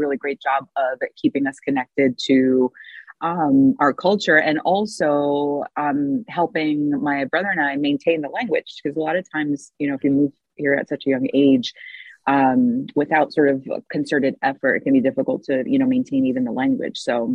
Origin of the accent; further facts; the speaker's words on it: New Jersey, United States; also born or lived in Argentina / New York; now in Philadelphia, United States; I lived in New York for like 1 or 2 years before eventually moved to North Jersey. And that's where I grew up